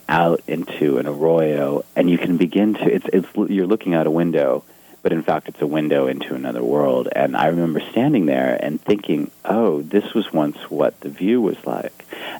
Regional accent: Pasadena, California, United States; moved away as an adult; now in New York City, United States; I grew up in Pasadena in Southern California. I was born there. My family isn't from there. They moved to California just before I was born in 1969.

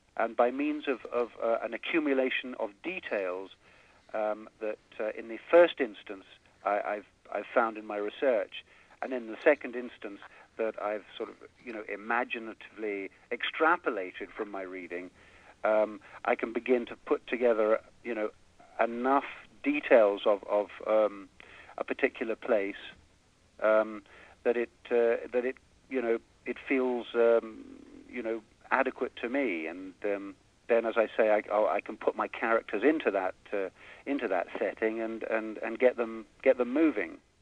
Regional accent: England, United Kingdom; moved away as an adult; now in United States; growing up in England

